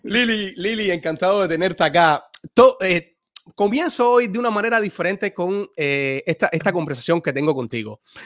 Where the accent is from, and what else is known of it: Cuba; now in United States